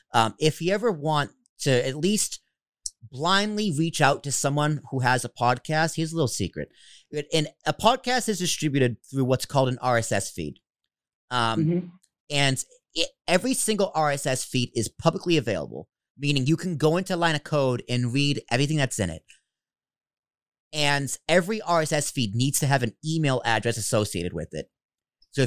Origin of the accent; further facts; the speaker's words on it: Boston, Massachusetts, United States; I'm Italian from Boston.